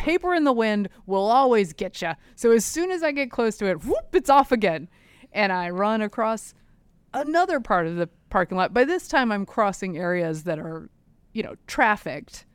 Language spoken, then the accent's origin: English; inland North Carolina, United States; moved away; Some schools, even in my hometown, inland North Carolina